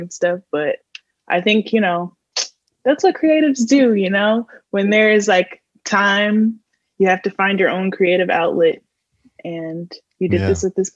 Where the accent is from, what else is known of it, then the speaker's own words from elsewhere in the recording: Mississippi, United States; I'm from Mississippi